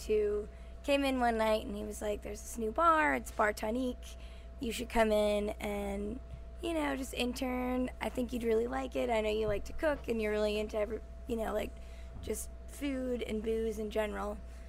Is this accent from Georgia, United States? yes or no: yes; Atlanta, Georgia, United States; also born or lived in New Orleans